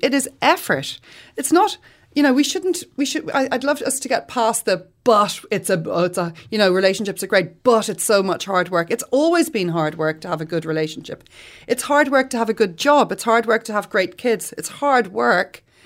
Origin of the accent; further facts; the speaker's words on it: Ireland; we're Irish